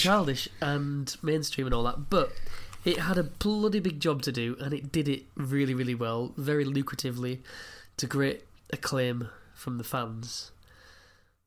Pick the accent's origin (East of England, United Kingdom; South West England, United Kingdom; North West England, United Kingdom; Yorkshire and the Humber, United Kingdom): Yorkshire and the Humber, United Kingdom; as Yorkshireman